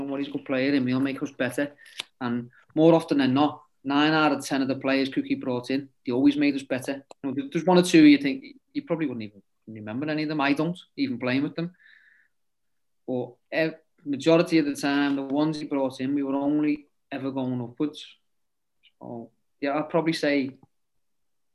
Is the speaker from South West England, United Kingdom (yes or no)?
no; Liverpool, North West England, United Kingdom; also born or lived in Sligo, Ireland; I'm from Liverpool